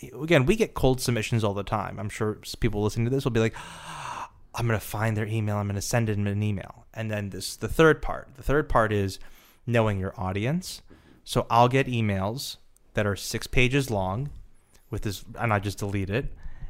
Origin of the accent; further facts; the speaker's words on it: Nebraska, United States; I'm from Nebraska.